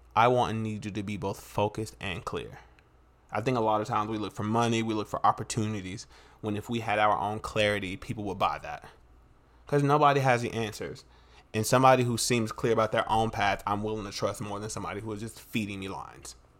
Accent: North Carolina, United States; I'm from North Carolina.

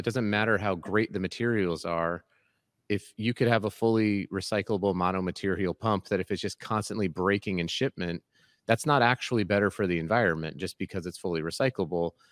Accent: United States; raised in America

